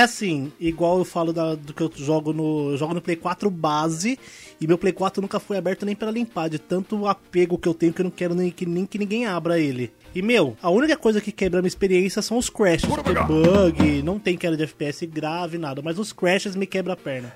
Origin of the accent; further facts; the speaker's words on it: Ferraz de Vasconcelos, São Paulo, Brazil; sou de Ferraz de Vasconcelos